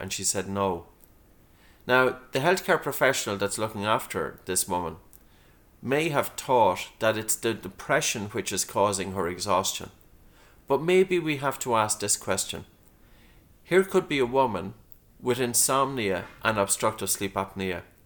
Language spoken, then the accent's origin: English; Dunboyne, Leinster, Ireland; I grew up in a town, Dunboyne, County Meath